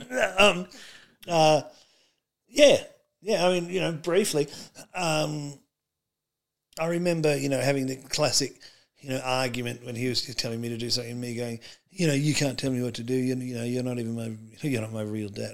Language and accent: English; Australia; also born or lived in United States; I was born in America and came to Australia